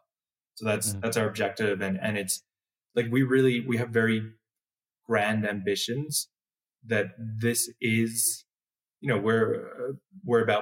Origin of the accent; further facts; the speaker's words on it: New York, United States; moved away as an adult; now in El Salvador; I'm originally from New York. I came here in 2021